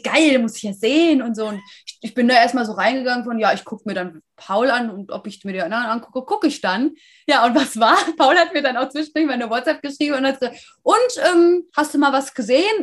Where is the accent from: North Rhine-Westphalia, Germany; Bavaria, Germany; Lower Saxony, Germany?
North Rhine-Westphalia, Germany; Münster; moved away; ich komme aus Münster